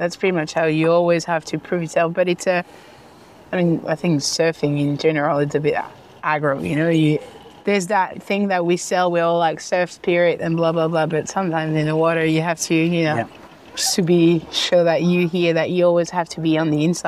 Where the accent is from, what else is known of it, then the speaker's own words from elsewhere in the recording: Casablanca, Casablanca-Settat, Morocco; also born or lived in Taghazout, Morocco; I was born and raised in Morocco